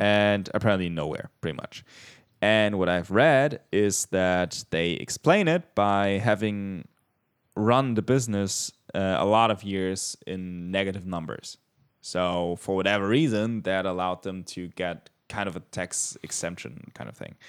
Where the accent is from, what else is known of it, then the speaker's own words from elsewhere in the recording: Bavaria, Germany; I am from Bavaria